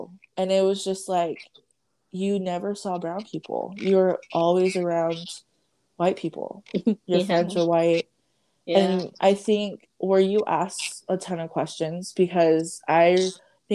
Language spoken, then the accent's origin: English; United States; also born or lived in Samoa; I literally grew up in America